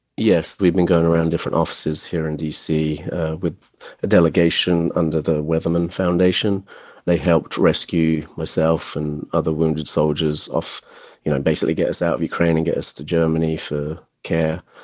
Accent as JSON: {"language": "English", "region": "England", "country": "United Kingdom", "tie": "born or raised there", "moved": "yes", "lives_now": "United States", "said": "I actually was raised in England"}